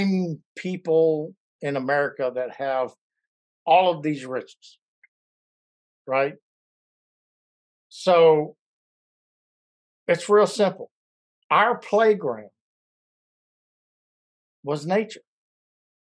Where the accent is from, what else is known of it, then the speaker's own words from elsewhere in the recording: Louisiana, United States; growing up in Louisiana